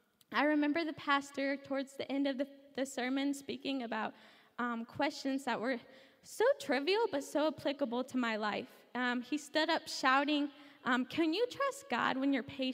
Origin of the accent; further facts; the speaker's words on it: Brownsburg, Indiana, United States; I'm from Brownsburg, Indiana, which is on the west side of Indianapolis.